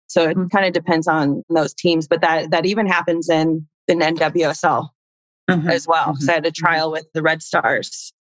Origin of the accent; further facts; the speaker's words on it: Indiana, United States; moved away as an adult; also born or lived in Chile / Houston, Texas; growing up in Indiana, I actually wanted to play basketball